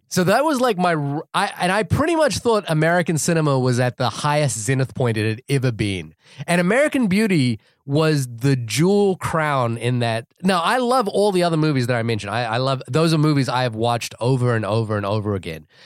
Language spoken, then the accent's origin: English; New Zealand; moved away as an adult; also born or lived in California; now in United States; I'm from New Zealand